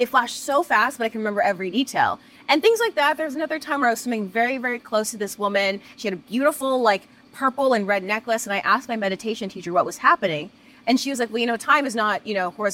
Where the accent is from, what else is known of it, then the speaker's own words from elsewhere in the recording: New York City, New York, United States; I'm a born and bred New Yorker. I grew up in Brooklyn